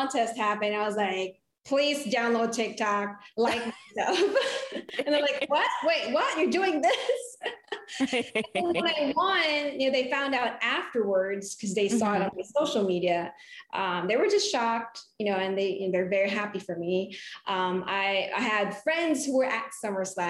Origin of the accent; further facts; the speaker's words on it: Philippines; moved away; I was born and raised in the Philippines